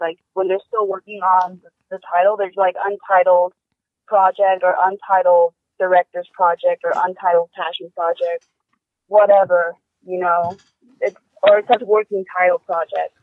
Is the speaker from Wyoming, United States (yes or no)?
yes; Wyoming, United States; moved away; I was growing up in Wyoming.